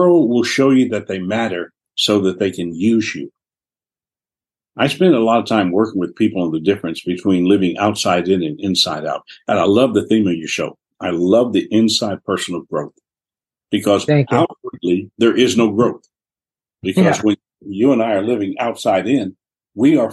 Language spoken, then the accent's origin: English; New Orleans, Louisiana, United States; I was born in New Orleans